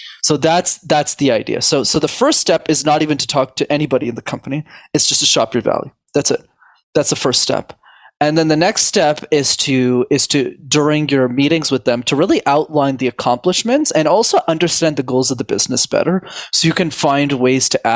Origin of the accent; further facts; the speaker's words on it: Canada; I was born in Canada, born and raised.